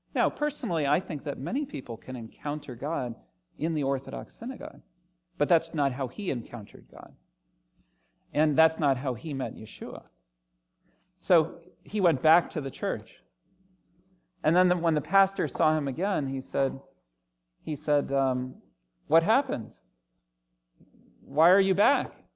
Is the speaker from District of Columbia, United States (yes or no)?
yes; Washington, District of Columbia, United States; also born or lived in Los Angeles / Cambridge, England; now in Richmond, United States; I grew up in the Washington, D C area